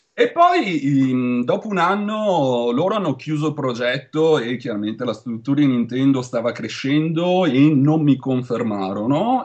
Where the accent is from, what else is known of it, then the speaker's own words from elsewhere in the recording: Veneto, Italy; accent: Venetian; moved away as an adult; also born or lived in Liguria; now in Santa Cruz, United States; Io sono veneto, se non si sente